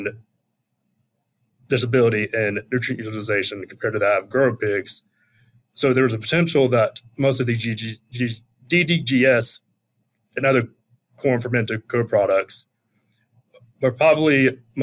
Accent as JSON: {"language": "English", "town": "Charlotte", "region": "North Carolina", "country": "United States", "moved": "as an adult", "lives_now": "South Dakota, United States", "said": "I'm originally from the Charlotte, North Carolina area. Grew up around agriculture"}